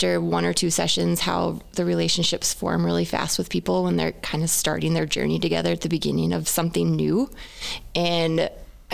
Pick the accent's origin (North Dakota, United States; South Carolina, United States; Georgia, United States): North Dakota, United States; Wahpeton; accent: Minnesotan; also born or lived in Fargo, North Dakota; I grew up in Wahpeton.